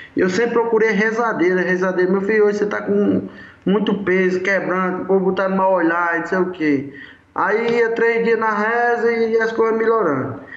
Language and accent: Portuguese; Marizá, near Mossoró, Rio Grande do Norte, Brazil; onde eu nasci, o Marizá, aqui em Mossoró, onde eu convivo